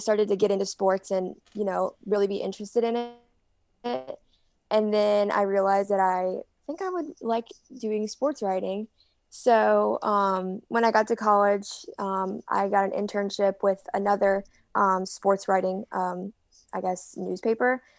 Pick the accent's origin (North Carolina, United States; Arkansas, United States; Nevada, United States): North Carolina, United States; Greenville; I'm from Greenville